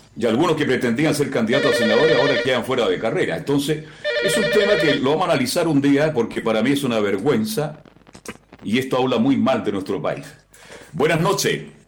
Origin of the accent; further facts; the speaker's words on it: Chile; soy muy chileno, muy chileno